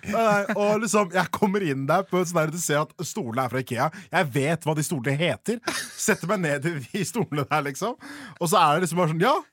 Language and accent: Norwegian; Oslo, Norway; jeg er oppvokst på Haugenstua